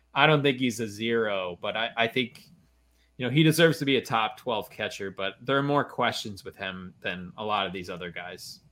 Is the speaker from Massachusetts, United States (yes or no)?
no; Maryland, United States; my home state of Maryland